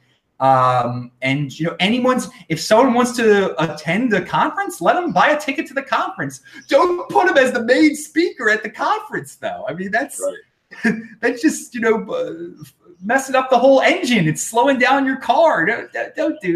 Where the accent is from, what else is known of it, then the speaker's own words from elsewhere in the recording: United States; I'm from the United States